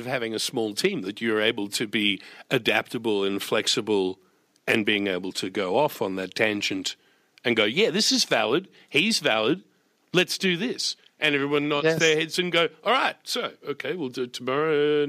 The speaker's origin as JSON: {"language": "English", "country": "Australia", "said": "That's part of being an Australian."}